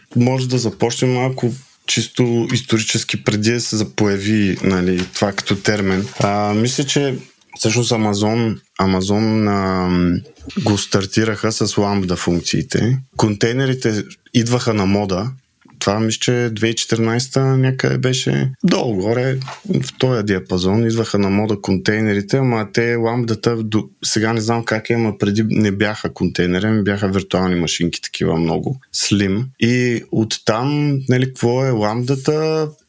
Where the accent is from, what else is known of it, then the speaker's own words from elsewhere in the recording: Yambol, Yambol Province, Bulgaria; Аз съм от Ямбол